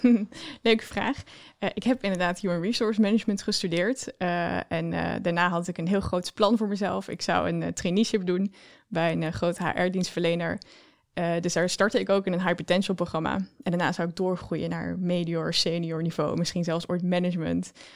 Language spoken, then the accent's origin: Dutch; Oosterhout, North Brabant, Netherlands; accent: Brabant; Ik kom uit Brabant, zoals je al kan horen, denk ik